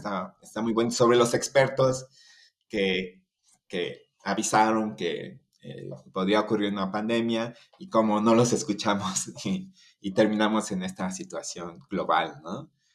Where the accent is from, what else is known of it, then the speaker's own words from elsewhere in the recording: Chiapas, Mexico; moved away as an adult; also born or lived in Mexico City; Yo soy de, de Chiapas, aquí en, en, México, que está al sur, en la, frontera con Guatemala